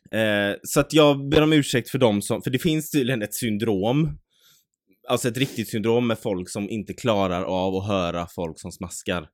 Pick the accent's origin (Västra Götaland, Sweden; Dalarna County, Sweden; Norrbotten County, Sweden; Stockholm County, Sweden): Västra Götaland, Sweden; Mölndal; Ja, alltså vi är från Möndal